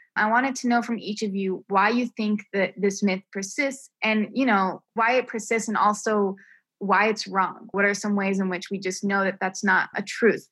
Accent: New Mexico, United States; also born or lived in New York; I was born and raised in New Mexico

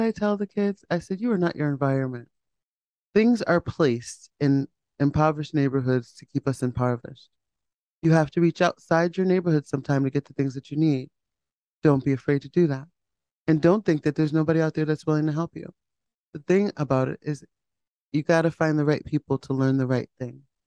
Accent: Hamden, Connecticut, United States; I grew up in Hamden with my mom and dad. My dad worked at Pratt

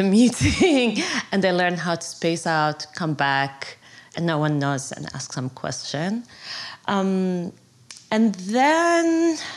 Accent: Kuwait; English is a second language; moved away as an adult; now in New York City, United States; I was born and raised in Kuwait

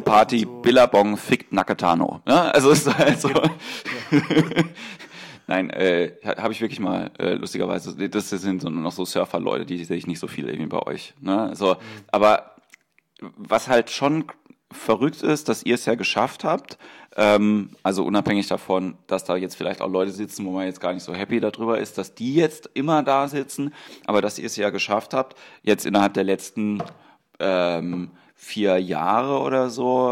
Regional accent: Mannheim, Baden-Württemberg, Germany; ich bin aus Mannheim

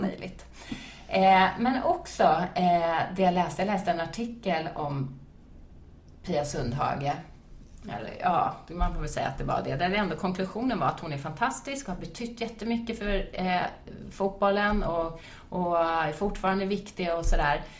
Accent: Sweden; also born or lived in United States; jag var från Sweden

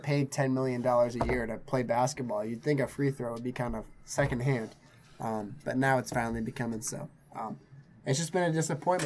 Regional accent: New England, United States; I'm from New England

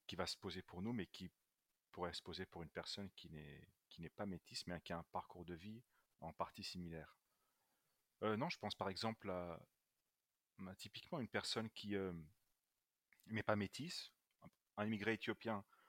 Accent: Luxembourg; moved away; also born or lived in Brussels, Belgium / France; je suis né à Bruxelles euh, d'un père italien et d'une mère éthiopienne, euh, mais j'ai fait toute ma scolarité euh, en français et particulièrement dans un lycée français. j'ai vécu principalement au Luxembourg

